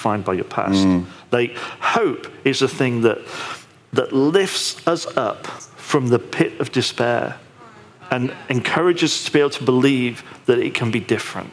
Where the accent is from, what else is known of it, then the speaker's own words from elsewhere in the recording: United Kingdom; I'm British